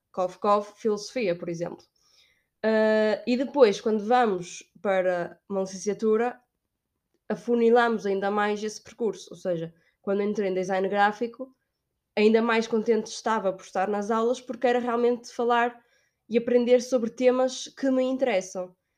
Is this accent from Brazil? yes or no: no; Braga, Norte, Portugal; moved away as an adult; now in Spain; eu sou de Braga, é norte de Portugal.